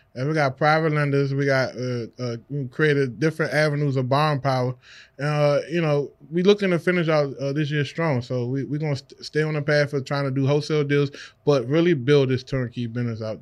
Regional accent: Washington, District of Columbia, United States; I'm from the Washington, D C area

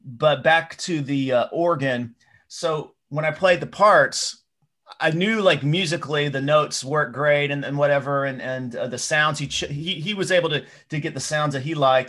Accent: Knoxville, Tennessee, United States; I grew up in Knoxville, Tennessee

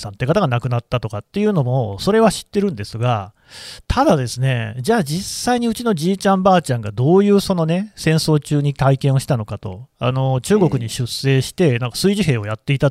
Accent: Nagoya, Aichi, Japan; 私、あの愛知県の出身で、名古屋に実家があるんですけれども、

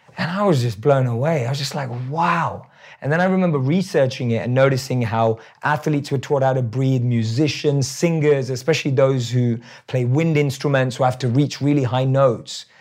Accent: London, United Kingdom; I still look like I'm from London

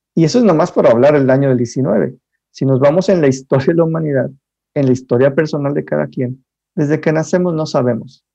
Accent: Monterrey, Nuevo León, Mexico; yo soy de Monterrey

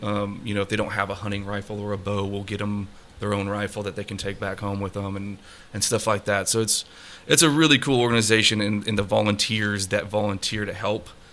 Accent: Colorado, United States; moved away as an adult; also born or lived in Texas; growing up in Colorado

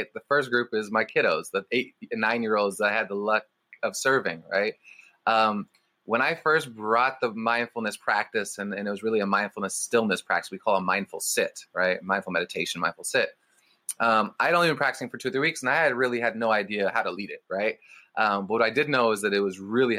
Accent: Berkeley, California, United States; when I was a 7-year-old growing up in Berkeley, California

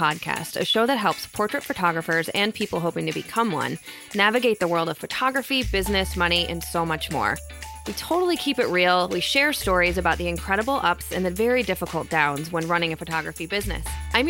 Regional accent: Midwest, United States; accent: Midwestern; my Midwestern accent.

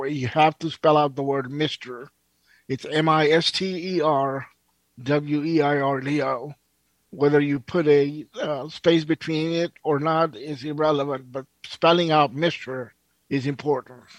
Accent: India; also born or lived in Pakistan; I kind of I grew up in India and Pakistan

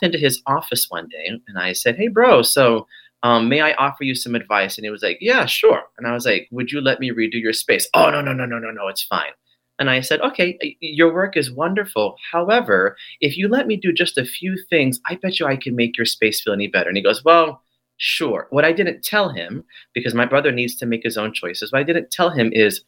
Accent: Hawaiian Islands, United States; now in New York City, United States; I am from the Hawaiian Islands and my family is from Hawaii. That is descent of my lineage. I grew up in a Hawaiian practicing household

